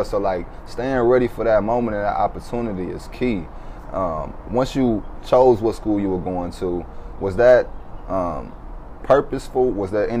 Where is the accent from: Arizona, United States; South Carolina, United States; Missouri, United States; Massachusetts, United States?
Missouri, United States; St. Louis; I'm from St. Louis, so growing up there, it's a lot of poverty.